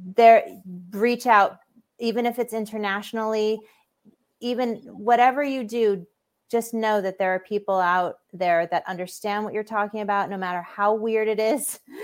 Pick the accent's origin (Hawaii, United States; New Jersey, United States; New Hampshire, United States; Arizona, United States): Hawaii, United States; growing up in Hawaii, there's a lot of spiritually open people, um, and that affected me